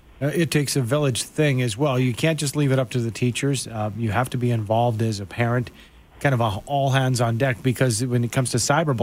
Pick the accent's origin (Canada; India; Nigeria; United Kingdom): Canada; Calgary, Alberta; growing up in Calgary